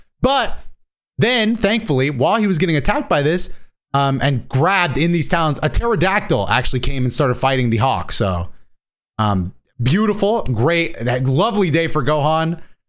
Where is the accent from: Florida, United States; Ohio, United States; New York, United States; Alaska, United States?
Florida, United States; I'm from Florida.